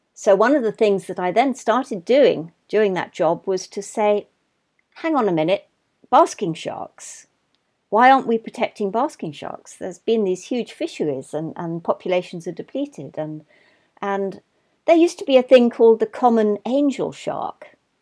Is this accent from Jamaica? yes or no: no; London, United Kingdom; I was brought up in London